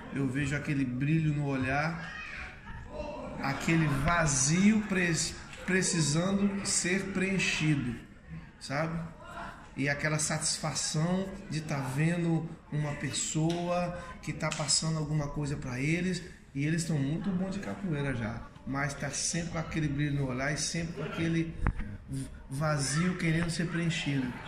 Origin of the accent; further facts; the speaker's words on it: Curvelo, Minas Gerais, Brazil; Eu comecei em 1984, na cidade onde eu nasci, Curvelo, Minas Gerais